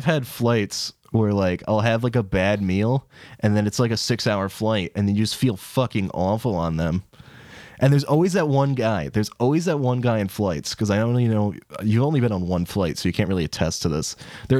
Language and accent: English; England, United Kingdom; We're English.